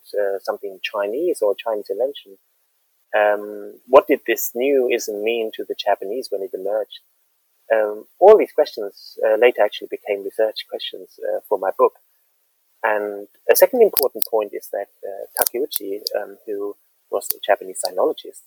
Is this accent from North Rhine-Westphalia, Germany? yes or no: no; Mainz, Rhineland-Palatinate, Germany; moved away as an adult; I spent the first about 24 years of my life living in and near Mainz, a city at the Rhine River in Western Germany, not too far from Frankfurt